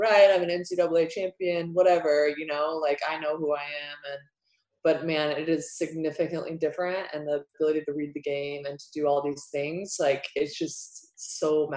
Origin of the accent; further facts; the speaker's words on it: United States; as an American athlete